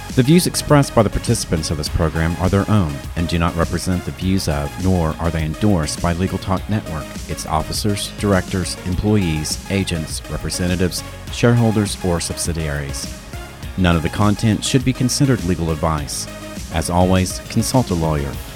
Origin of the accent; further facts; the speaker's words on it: the South, United States; I'm from the South